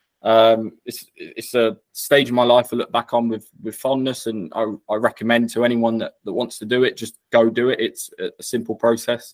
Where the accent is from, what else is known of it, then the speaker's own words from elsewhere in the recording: Norfolk, East of England, United Kingdom; I'm from Norfolk, born and bred, so I grew up there